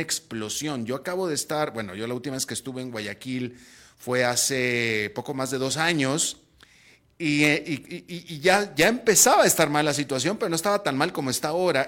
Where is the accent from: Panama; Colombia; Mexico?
Mexico; now in Costa Rica; yo soy mexicano